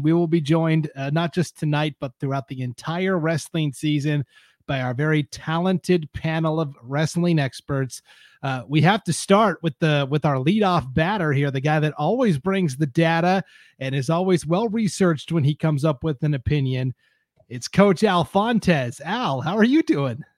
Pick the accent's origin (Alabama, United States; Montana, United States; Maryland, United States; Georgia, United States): Montana, United States; Stevensville; I grew up in Montana, small town called Stevensville